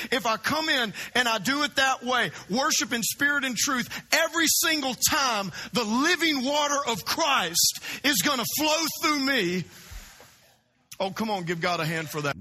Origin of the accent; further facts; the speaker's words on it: South Louisiana, United States; now in Florida, United States; I grew up in South Louisiana